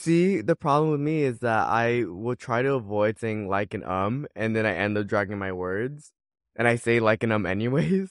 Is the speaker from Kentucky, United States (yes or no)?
no; Orange County, California, United States; I'm from Orange County